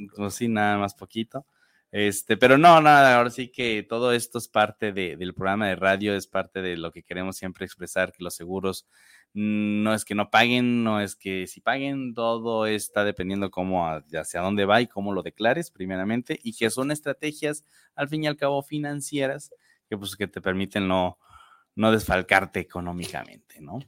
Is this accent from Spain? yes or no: no; Mexico; nosotros como mexicanos nos encanta gastar